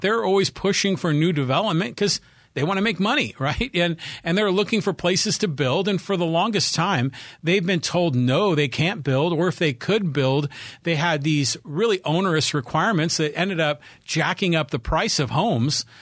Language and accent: English; Poway, California, United States; here in my hometown of Poway, California. We're a suburb of San Diego.